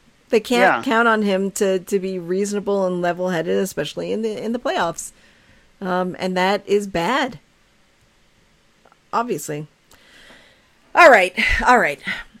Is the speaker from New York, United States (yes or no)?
no; Newport, Rhode Island, United States; Newport, Rhode Island, my hometown.